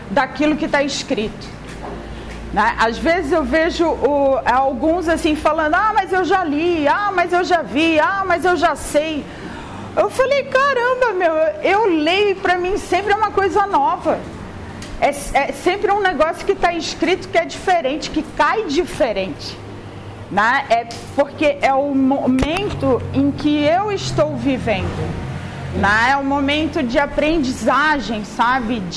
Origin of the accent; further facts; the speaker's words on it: Florianópolis, Santa Catarina, Brazil; Gente, eu não sou carioca, sou manezinha, sou lá de Florianópolis, tá? É, o meu arrastar de voz, assim, já para explicar, né?